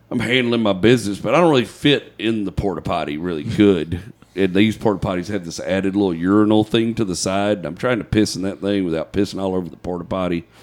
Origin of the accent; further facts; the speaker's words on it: United States; I'm American.